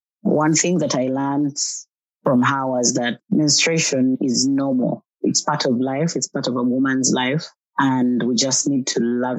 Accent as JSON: {"language": "English", "country": "Uganda", "said": "I'm from Uganda. I'm a woman, young woman living with HIV, a young mother, a mother of one, a beautiful baby boy."}